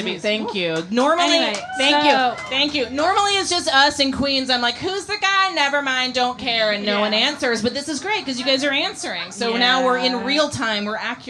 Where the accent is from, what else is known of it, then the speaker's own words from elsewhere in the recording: Scotland, United Kingdom; I'm Scottish.